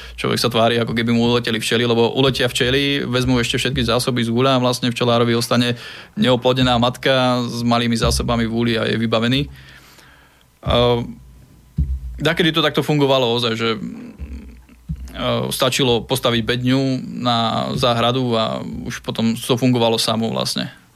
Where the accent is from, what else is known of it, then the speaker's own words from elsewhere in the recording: Brezno, Banská Bystrica Region, Slovakia; now in Bratislava, Slovakia; ja nie som Bratislavčan, ja som Brezňan, takže vlastne začínal som tým, e, s tými včelami vlastne v Brezne, ešte keď som bol malý chalan